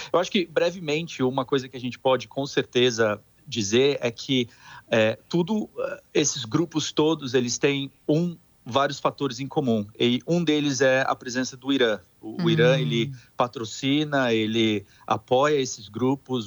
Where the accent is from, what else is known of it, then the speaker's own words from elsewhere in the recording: São Paulo, Brazil; moved away; Eu sou de, eu, sou de São, eu sou de São Paulo